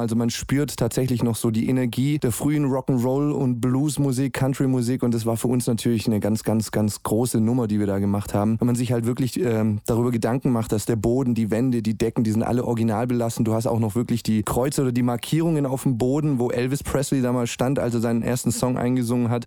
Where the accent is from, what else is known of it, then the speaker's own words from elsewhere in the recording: Stuttgart, Baden-Württemberg, Germany; in meiner Heimat in Stuttgart